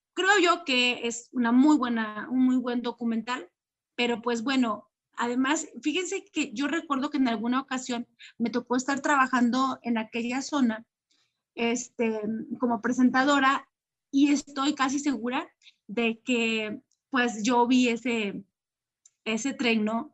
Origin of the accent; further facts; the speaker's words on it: Mexico; como, como mexicanos también